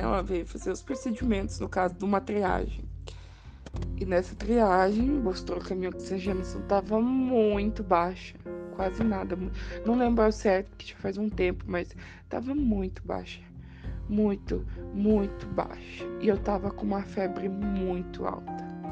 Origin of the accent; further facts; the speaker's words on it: Curitiba, Paraná, Brazil; sou de Curitiba, Paraná